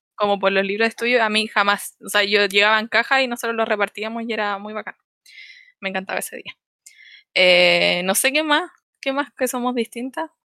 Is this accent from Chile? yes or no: yes; Los Ángeles, Biobío, Chile; moved away as an adult; also born or lived in Santiago; now in Concepción, Chile; soy de Los Ángeles, nací en Los Ángeles, estudié en Los Ángeles, todo en Los Ángeles